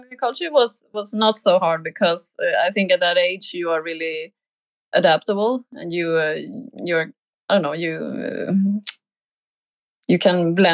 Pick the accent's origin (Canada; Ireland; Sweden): Sweden; moved away; also born or lived in Spain; feeling like maybe I should uh, go back to Sweden and uh, kind of become a, a grown up in uh, in my home country as well because I, I, I took my driver's license in um, in Spain